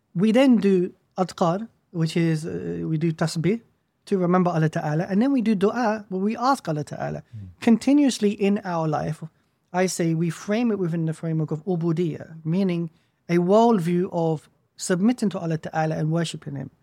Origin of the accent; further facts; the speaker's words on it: United Kingdom; as a Muslim growing up in the West, I was dislocated from my Islamic historical past, mm. and I was dislocated from the historical past of the nation that I was born